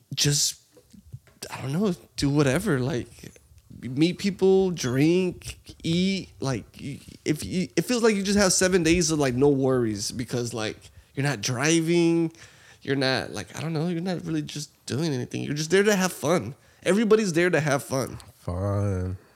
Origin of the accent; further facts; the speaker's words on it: Texas, United States; we're from Texas